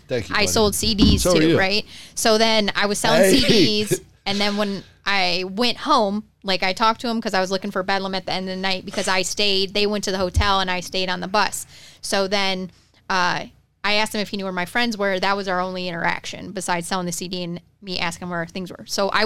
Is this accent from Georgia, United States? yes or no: no; Detroit, Michigan, United States; moved away; I was trash from Detroit.